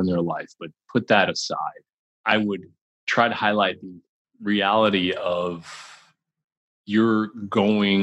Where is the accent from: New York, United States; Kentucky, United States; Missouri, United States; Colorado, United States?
New York, United States; I'm like a New Yorker